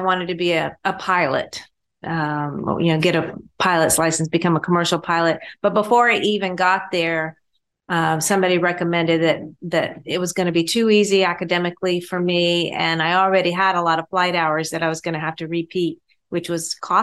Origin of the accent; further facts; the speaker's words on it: Augusta, Georgia, United States; I grew up in Augusta, Georgia